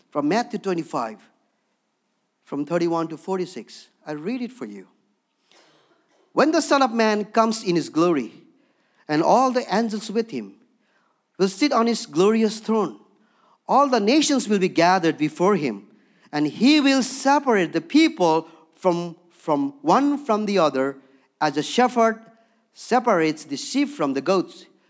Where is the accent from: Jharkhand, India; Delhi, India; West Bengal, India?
West Bengal, India; Darjeeling; moved away; also born or lived in Bhutan; born and raised in Darjeeling, where the tea comes from